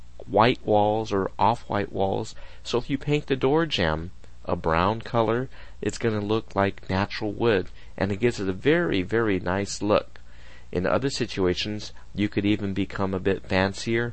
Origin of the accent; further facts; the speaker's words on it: United States; I'm Japanese American, and we were always taught to remove our shoes when we walk in the house